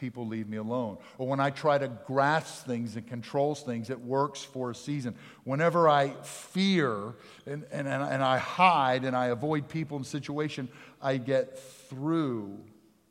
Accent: Jackson, United States; I'm from South Jackson

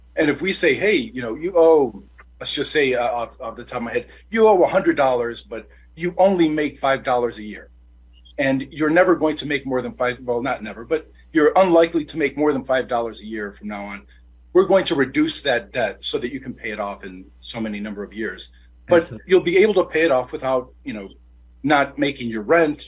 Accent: Detroit, Michigan, United States; I'm born and raised in Detroit

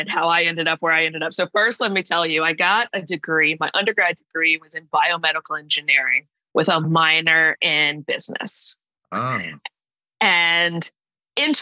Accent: Atlanta, Georgia, United States; moved away as an adult; also born or lived in Washington, D.C. / Indianapolis; now in New Jersey, United States; I call myself an Atlanta girl. I grew up in Atlanta. I actually moved there when I was in fifth grade and stayed there through, you know, when I went away to undergrad

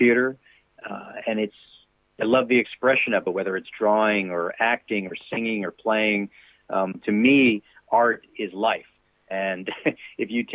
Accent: New York City, New York, United States; moved away as an adult; now in Nashville, United States; I'm born and raised in New York City, and I love it. I'll always be a Brooklyn boy

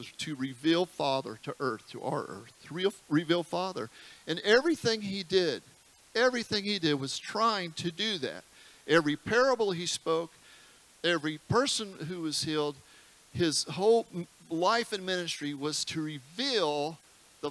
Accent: United States; being an American

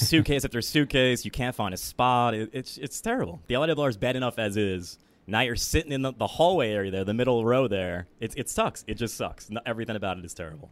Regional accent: Babylon, New York, United States; moved away as an adult; also born or lived in Upper East Side, Manhattan; now in New York City, United States; I'm from Babylon. Yeah, moved to the Upper East Side about two years ago now

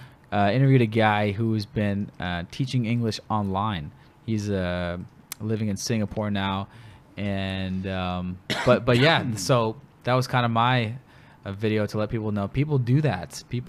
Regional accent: Bellevue, Washington, United States; I'm from Bellevue, Washington, which is next to Seattle.

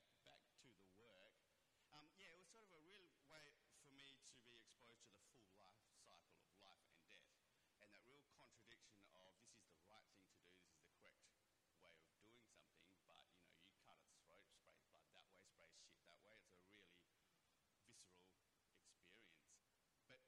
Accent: Perth, Western Australia, Australia; Back in the 80s in Perth when I was a kid growing up

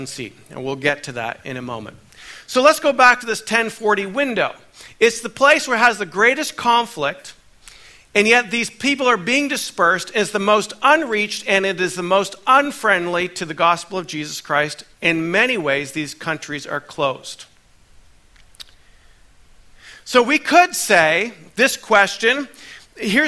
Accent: Canada; now in United States; I'm a Canadian, born in Canada, but now I carry a dual citizenship

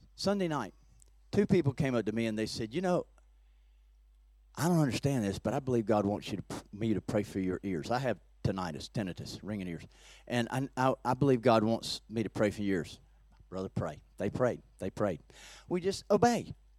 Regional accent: Peachtree City, Georgia, United States; by a lake in my hometown, in, in Peachtree City where I live now

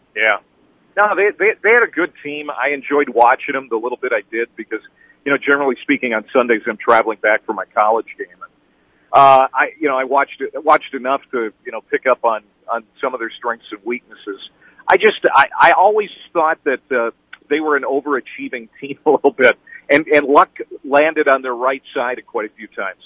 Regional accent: Minnesota, United States; being in Minnesota and working at a hockey arena when I was in high school

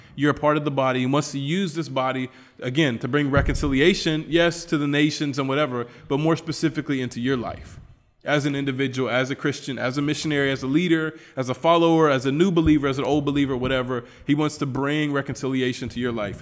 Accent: United States; moved away; I'm American

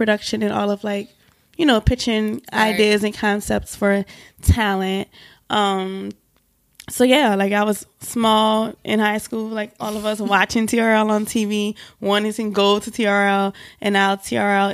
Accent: New Orleans, Louisiana, United States; moved away as an adult; also born or lived in Atlanta, Georgia; now in New York, United States; I'm from New Orleans. I've been in New York for 6 years now

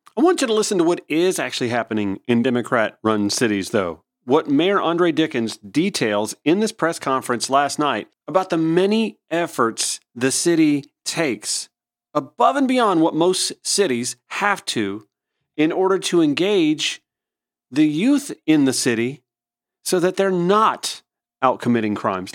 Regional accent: Augusta, Georgia, United States; also born or lived in Atlanta; my hometown out in Augusta, Georgia

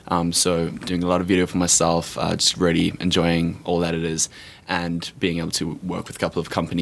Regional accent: South Africa; accent: South African; moved away as an adult; I'm South African, so that's what the accent is. I'm not British or Australian or New Zealand

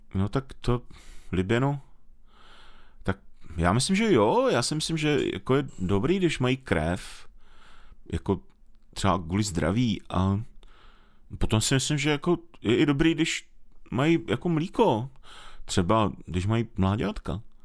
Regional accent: Moravia, Czechia; u nás na Moravě

